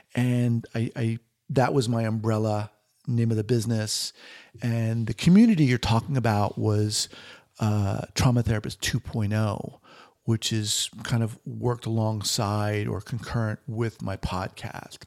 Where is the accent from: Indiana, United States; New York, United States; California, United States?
New York, United States; moved away as an adult; also born or lived in San Francisco / Los Angeles; now in Bend, Oregon, United States; originally from, uh, New York, born in Manhattan